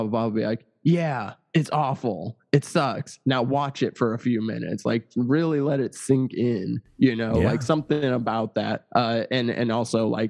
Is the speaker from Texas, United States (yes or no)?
no; Missouri, United States; moved away; I'm from Missouri